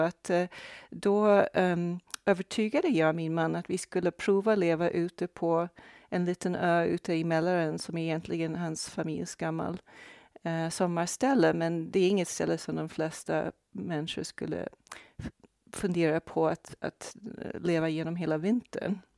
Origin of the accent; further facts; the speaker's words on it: Brazil; born there; jag är alltså född i Brasilien.